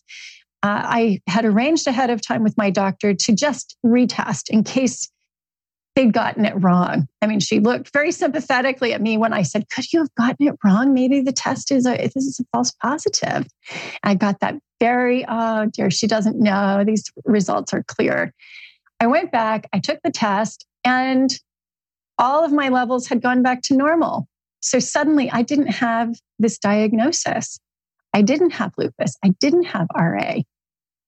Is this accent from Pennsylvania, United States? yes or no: no; California, United States; I'm a Californian